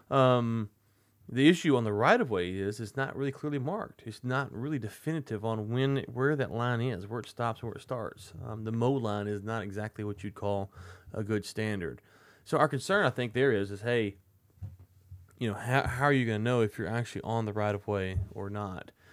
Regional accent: United States; I'm American

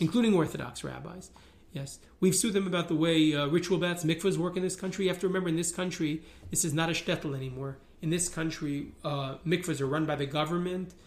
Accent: New York City, New York, United States; I grew up in Riverdale, New York

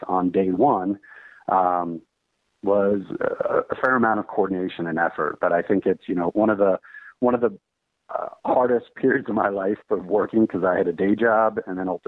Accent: Washington, District of Columbia, United States; moved away as an adult; also born or lived in New York City / San Francisco Bay Area; now in Chicago, United States; I'm originally from the Washington, D.C. area

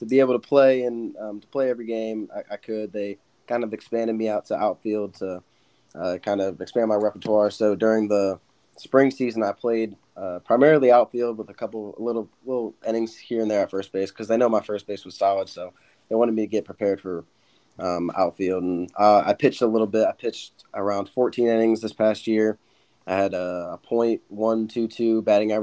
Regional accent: Bradenton, Florida, United States; moved away as an adult; now in Tigerville, United States; I'm originally from Bradenton, Florida. I grew up there my whole life

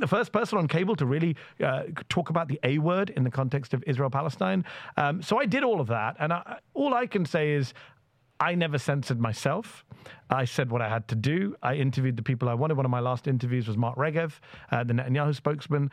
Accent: United Kingdom; now in United States; as a British American brown Muslim lefty immigrant

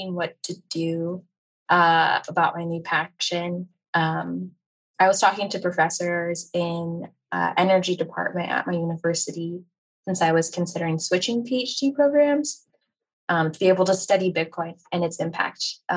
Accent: United States; I'm from America

